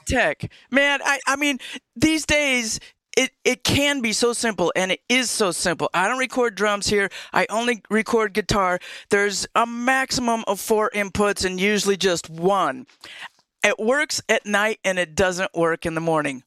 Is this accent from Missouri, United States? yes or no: no; upstate New York, United States; moved away; also born or lived in California; I was born in upstate New York